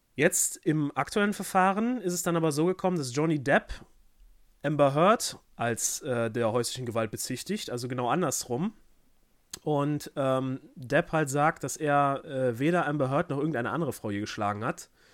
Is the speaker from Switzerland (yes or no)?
no; Germany; mir als Deutscher